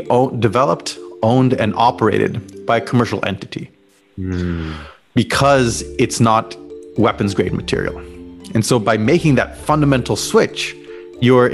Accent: Los Alamos, New Mexico, United States; I grew up in Los Alamos, New Mexico

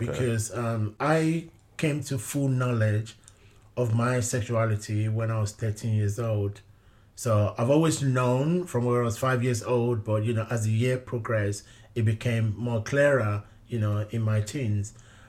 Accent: London, United Kingdom; even growing up in London, I was very much immersed within the Nigerian community. When I first came out as gay, it was within the Nigerian community in London.

